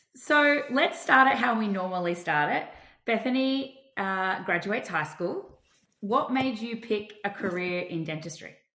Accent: Australia; I'm your Australian dental hygienist

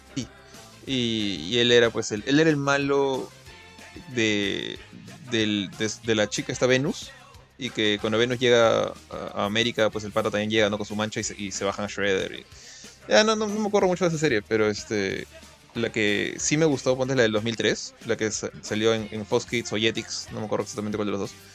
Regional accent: Peru; acá Perú las cosas llegan tarde

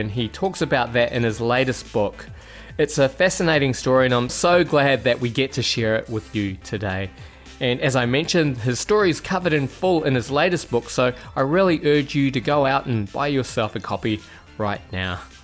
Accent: New Plymouth, Taranaki, New Zealand; now in Australia; I was visiting family back in my hometown of New Plymouth

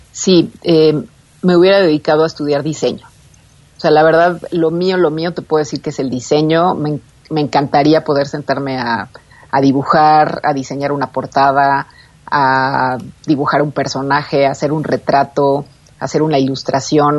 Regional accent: Mexico City, Mexico; los que somos de la Ciudad de México y los que son de Monterrey no tenemos nada que ver

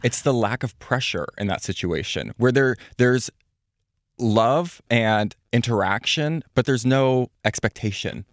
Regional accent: Midwest, United States; I'm from the Midwest

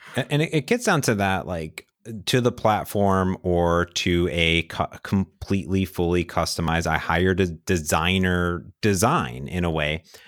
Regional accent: Midwest, United States; moved away; I come from the Midwest.

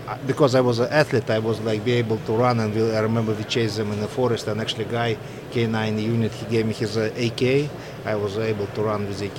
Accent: Belarus; now in United States; I'm from Belarus, Soviet, Soviet uh, former Soviet Republic

